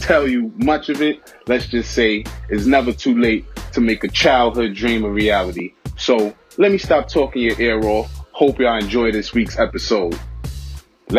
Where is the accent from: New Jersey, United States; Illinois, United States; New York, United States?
New York, United States; New York City; I'm from Brooklyn